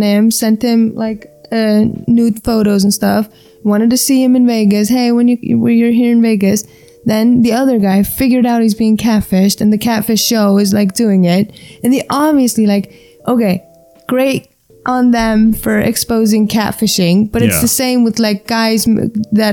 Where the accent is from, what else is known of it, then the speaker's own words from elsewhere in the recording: Iceland; also born or lived in New York; I'm an Icelander.